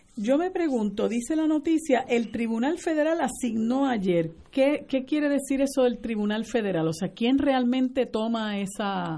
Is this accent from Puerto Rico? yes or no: yes; Puerto Rico; nuestra esencia como puertorriqueños y puertorriqueñas